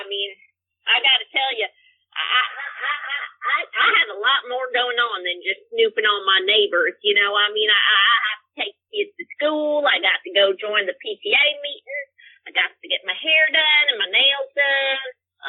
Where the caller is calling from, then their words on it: Plano, Texas, United States; I'm calling in from Plano, Texas, but you already knew that.